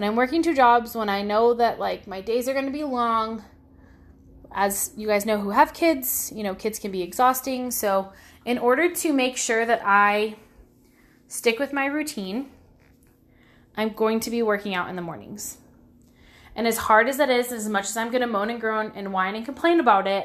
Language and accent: English; Pacifica, California, United States; moved away; My hometown's called Pacifica